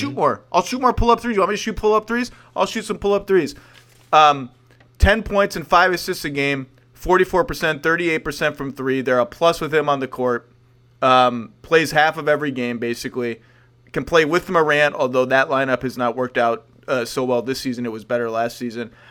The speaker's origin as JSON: {"language": "English", "region": "New York", "country": "United States", "said": "I've grown as, as a New Yorker, as a proper New Yorker, which I will still claim, even though I'm now a suburban loser"}